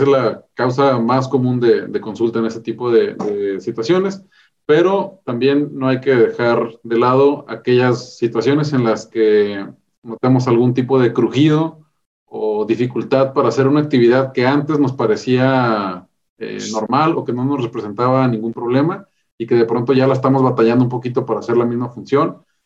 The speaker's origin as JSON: {"language": "Spanish", "town": "Ensenada", "region": "Baja California", "country": "Mexico", "tie": "born or raised there", "also_born_or_lived": "Mexicali, Mexico / Mexico City, Mexico", "said": "yo soy originario de Ensenada, Baja California"}